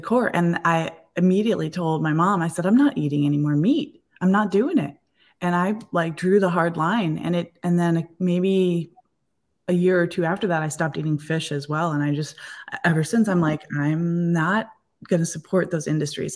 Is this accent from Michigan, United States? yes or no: yes; Eastpointe, Michigan, United States; I grew up in East Detroit